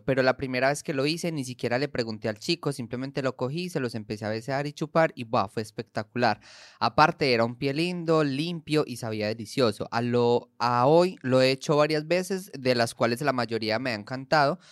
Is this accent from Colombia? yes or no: yes; Colombia; en Colombia, por ejemplo, nosotros